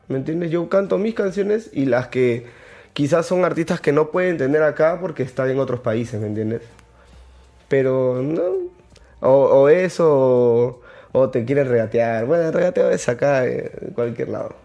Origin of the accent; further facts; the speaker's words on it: Lima, Peru; also born or lived in Chincha, Peru; Yo nací en Chincha y al año me vine a vivir acá. Porque mi papá consiguió un trabajo acá y ya nos vinimos para acá. Pero donde vaya me preguntan, yo soy chinchano. He vivido toda mi vida aquí en Lima, pero yo soy chinchano.